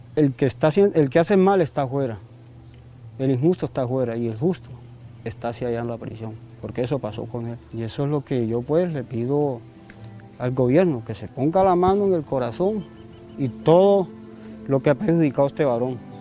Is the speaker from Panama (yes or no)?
no; Valencia, Córdoba, Colombia; cuando era pelado en Córdoba, en Valencia